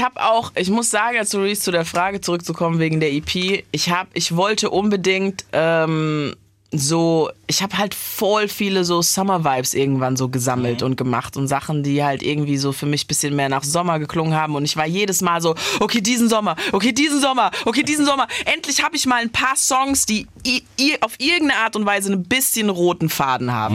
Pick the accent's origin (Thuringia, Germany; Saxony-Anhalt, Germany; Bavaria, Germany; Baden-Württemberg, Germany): Baden-Württemberg, Germany; Heidelberg; bin ich in Heidelberg aufgewachsen